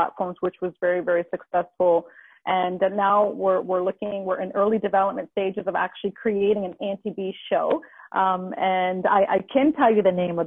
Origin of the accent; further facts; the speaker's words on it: Halifax, Nova Scotia, Canada; moved away; I'm from Halifax, Nova Scotia originally